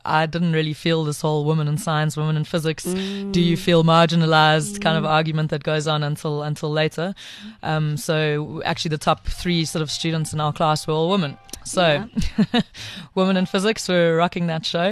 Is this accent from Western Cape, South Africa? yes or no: no; Pietermaritzburg, KwaZulu-Natal, South Africa; also born or lived in Eastern Cape; So I grew up in Pietermaritzburg. Well, I was born in the Eastern Cape, moved to Pietermaritzburg when I was young